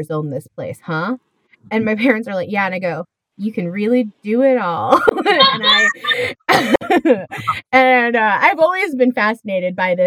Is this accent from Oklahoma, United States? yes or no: yes; Oklahoma, United States; growing up in Oklahoma